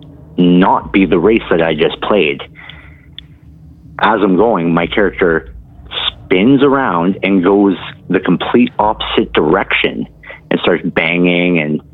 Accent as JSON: {"language": "English", "region": "Ontario", "country": "Canada", "said": "I'm from Ontario, Canada"}